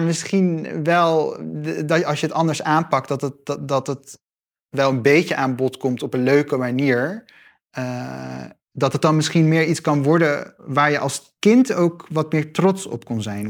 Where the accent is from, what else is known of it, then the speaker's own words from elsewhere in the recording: Gelderland, Netherlands; ik ben opgegroeid in Gelderland, in een klein stadje